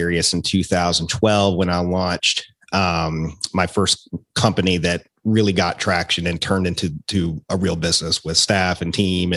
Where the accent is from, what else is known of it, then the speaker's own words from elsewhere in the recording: Roanoke, Virginia, United States; accent: Appalachian twang; also born or lived in Richmond, Virginia; moved back to my hometown in Roanoke, where I'm at now